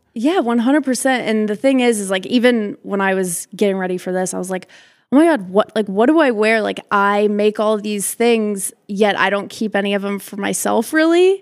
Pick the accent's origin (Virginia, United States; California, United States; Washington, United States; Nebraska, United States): Nebraska, United States; Omaha; I'm from Omaha, Nebraska.